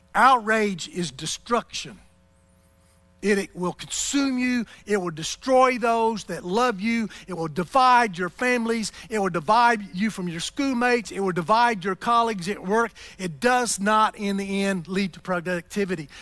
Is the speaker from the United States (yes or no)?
yes; United States; as an American in this culture